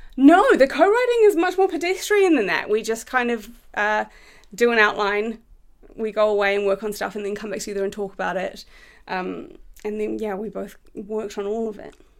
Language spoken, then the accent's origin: English; New Zealand; moved away as an adult; now in United Kingdom; I'm from New Zealand.